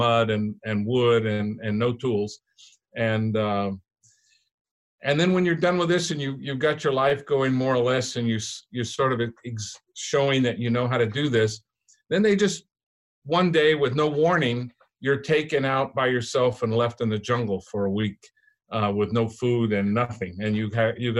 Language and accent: English; United States; I was raised around Mexicans, this was like home to me.